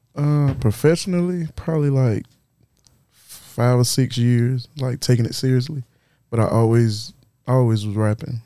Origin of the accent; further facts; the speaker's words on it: Florence, South Carolina, United States; I'm from Florence. I'm from Florence and Darlington